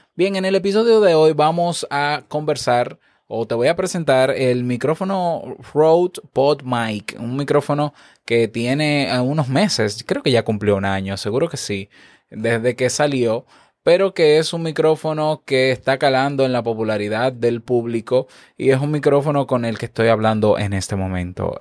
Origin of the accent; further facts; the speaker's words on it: Dominican Republic; como decimos aquí en mi país, República Dominicana